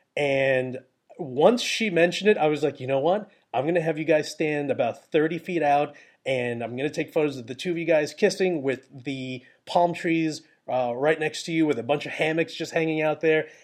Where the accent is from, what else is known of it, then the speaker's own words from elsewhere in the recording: New York, United States; I'm from New York